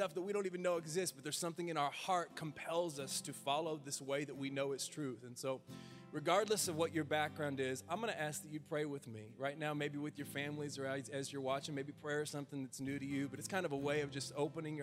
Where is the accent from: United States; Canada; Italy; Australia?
United States; us as the American people, as your church